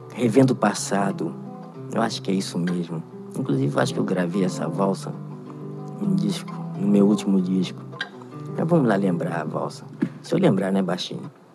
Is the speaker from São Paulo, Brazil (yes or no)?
no; Rio de Janeiro, Brazil; also born or lived in Varre-Sai, Rio de Janeiro; Eu morei em São Cristóvão, fui criado em São Cristóvão